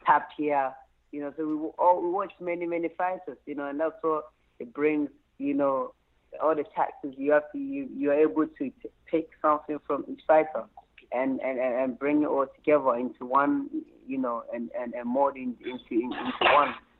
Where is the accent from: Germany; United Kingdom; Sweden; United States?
United Kingdom; London; also born or lived in Anyako, Volta Region, Ghana; I was born in Ghana, mm-hmm. Anyako, in the Volta region. And, um, you know, I moved to London, England at a very tender age, around like um, eight years old